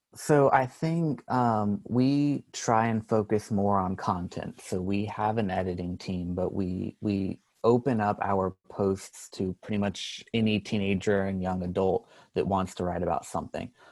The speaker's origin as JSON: {"language": "English", "region": "North Carolina", "country": "United States", "said": "I'm a junior from North Carolina"}